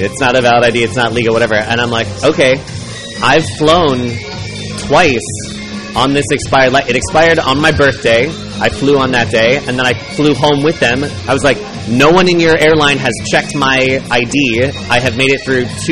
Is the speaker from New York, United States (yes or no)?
no; Chicago, Illinois, United States; I'm from Chicago.